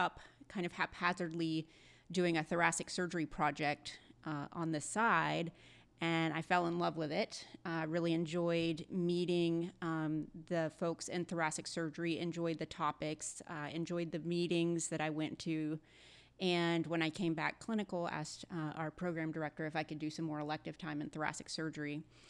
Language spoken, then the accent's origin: English; Birmingham, Alabama, United States; moved away as an adult; now in Atlanta, United States; So I was born and raised in Birmingham, Alabama